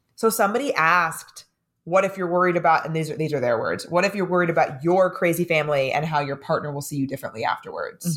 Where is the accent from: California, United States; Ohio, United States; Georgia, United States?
California, United States; San Diego; now in New York City, United States; if I'm living in New York City and I'm from San Diego